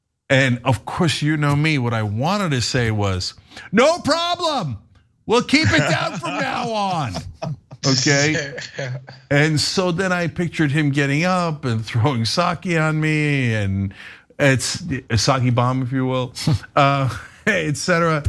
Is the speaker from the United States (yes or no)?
no; Istanbul, Turkey; I came from Istanbul originally, where there barely are traffic laws.